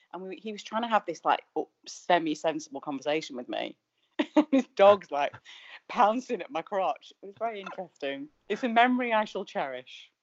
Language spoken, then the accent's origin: English; Manchester, North West England, United Kingdom; moved away; I'm from Manchester